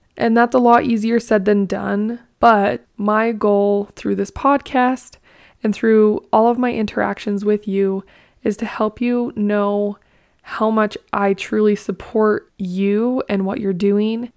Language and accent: English; Blanding, Utah, United States; also born or lived in Lehi, Utah; I grew up in Blanding, Utah. It's in southeastern Utah.